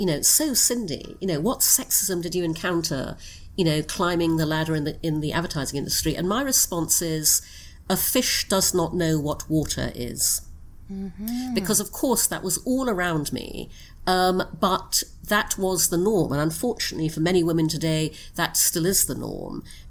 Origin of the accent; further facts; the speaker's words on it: Brunei; also born or lived in United Kingdom; I was born in the UK, but when I was six, we moved to Brunei in Borneo. So I grew up in Brunei.